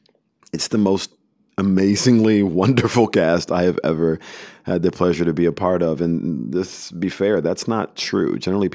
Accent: Deep South, United States; But, you know, I'm a kid from the Deep South.

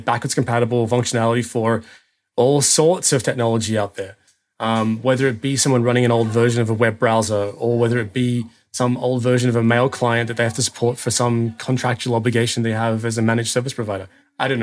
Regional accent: Australia; now in Germany; I'm an Australian who lives in Germany

